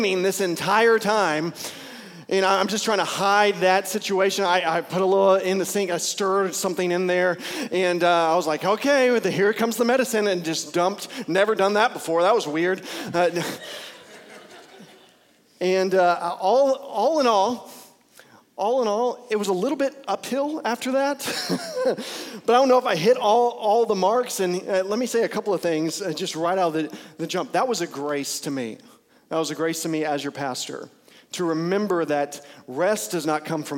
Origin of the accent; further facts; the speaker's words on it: Bowie, Texas, United States; also born or lived in Lubbock, Texas; I grew up primarily in Bowie, Texas, and so in Bowie, Texas, there is no traffic